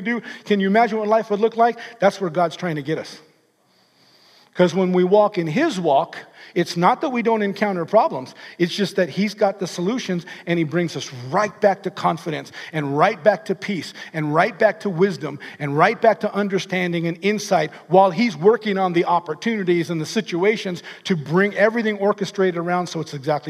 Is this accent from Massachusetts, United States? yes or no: no; California, United States; I'm from California.